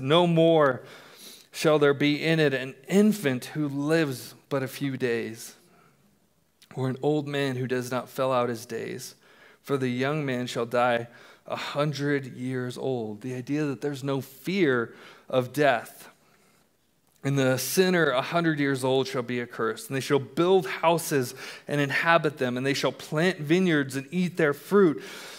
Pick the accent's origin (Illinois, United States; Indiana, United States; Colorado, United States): Colorado, United States; also born or lived in England; I was born in England. My dad was in the military. And And we moved to Colorado when I was in first grade.